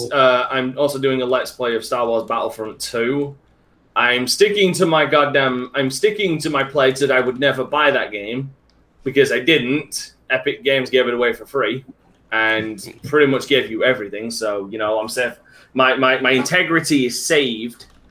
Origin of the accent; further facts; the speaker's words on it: England, United Kingdom; I hated being English for the last twenty. No, I didn't hate being English